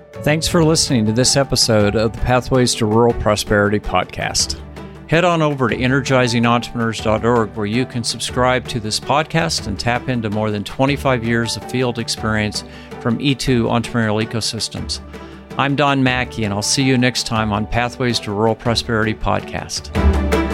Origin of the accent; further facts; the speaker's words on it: Ogallala, Nebraska, United States; my hometown, one of my hometowns, uh, Keith County in Ogallala in western Nebraska